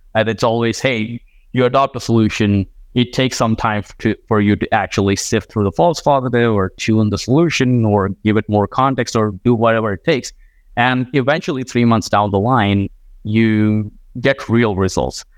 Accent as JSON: {"language": "English", "country": "India", "tie": "born or raised there", "also_born_or_lived": "Iowa", "moved": "as an adult", "said": "I grew up in India"}